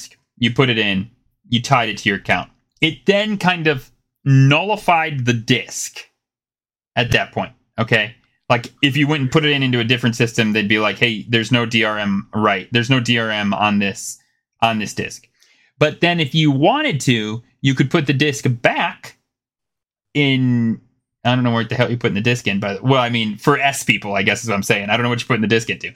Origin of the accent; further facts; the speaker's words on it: United States; I'm an American